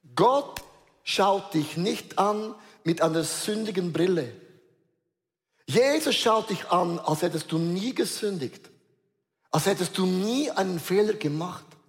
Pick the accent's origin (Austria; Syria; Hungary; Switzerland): Switzerland; Wir sind Schweizer